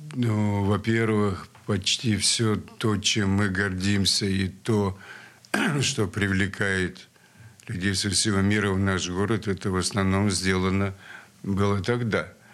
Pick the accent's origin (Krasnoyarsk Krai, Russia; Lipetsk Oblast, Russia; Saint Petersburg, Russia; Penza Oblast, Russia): Saint Petersburg, Russia; born or raised there; also born or lived in Sverdlovsk (Yekaterinburg)